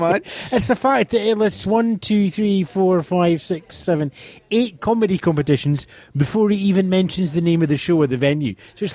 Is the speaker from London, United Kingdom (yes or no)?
no; Scotland, United Kingdom